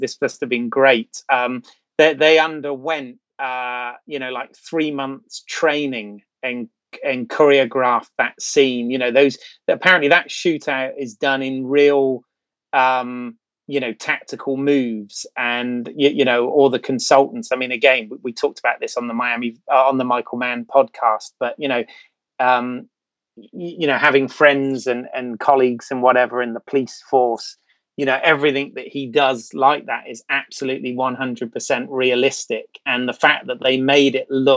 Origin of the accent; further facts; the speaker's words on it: England, United Kingdom; as an English dude